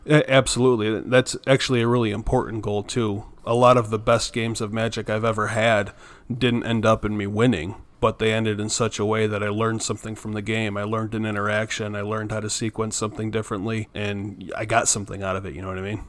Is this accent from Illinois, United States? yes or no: no; Myrtle Beach, South Carolina, United States; I was from Myrtle Beach, South Carolina.